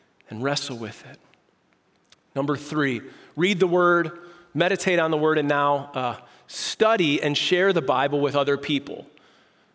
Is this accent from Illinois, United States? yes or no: yes; Prospect Heights, Illinois, United States; as a kid, I grew up in Prospect Heights, Illinois